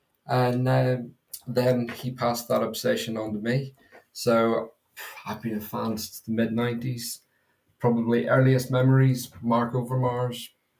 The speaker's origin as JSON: {"language": "English", "country": "Ireland", "said": "Well, as you can probably tell, I'm not from North London. So I'm Irish, and my dad is also an Arsenal fan."}